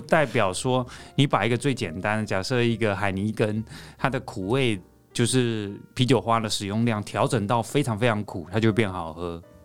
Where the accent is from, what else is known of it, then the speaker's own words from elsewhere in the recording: Taipei, Taiwan; 我是台北人